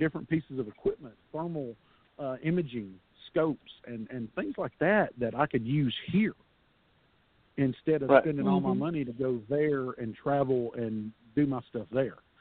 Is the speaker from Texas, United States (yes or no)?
yes; Texas, United States; I'm a Texas guy, born and raised in Texas